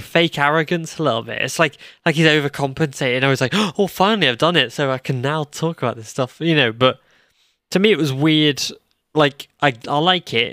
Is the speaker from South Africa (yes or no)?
no; United Kingdom; I'm British